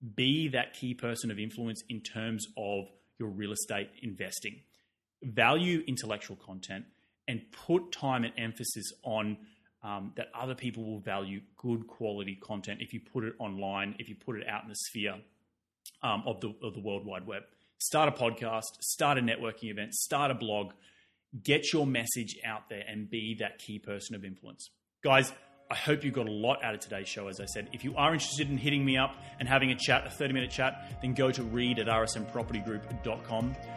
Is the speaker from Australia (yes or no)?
yes; Australia; now in United States; I come from Australia.